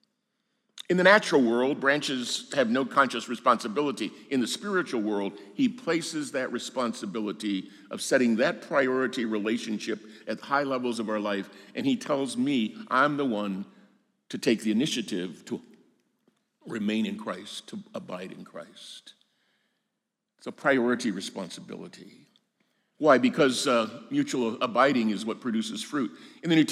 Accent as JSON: {"language": "English", "region": "Arizona", "country": "United States", "tie": "born or raised there", "moved": "as an adult", "said": "I grew up in Arizona and then taught there for 9 years before I came to the seminary 37, 38 years ago."}